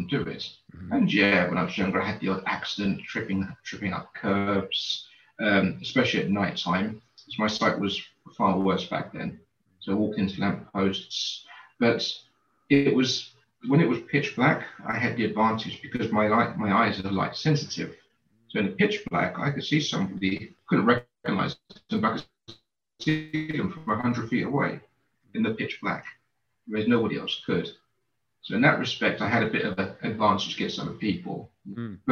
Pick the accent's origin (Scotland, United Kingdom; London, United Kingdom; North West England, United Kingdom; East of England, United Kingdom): London, United Kingdom; I grew up in East London in a place called Canning Town